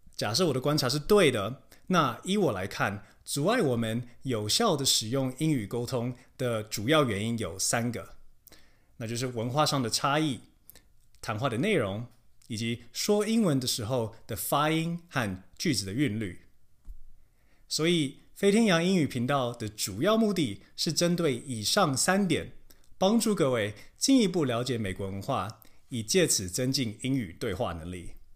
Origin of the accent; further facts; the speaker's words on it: Taiwan; now in United States; 但是我们台湾人，甚至整体上来说，亚洲人都是如此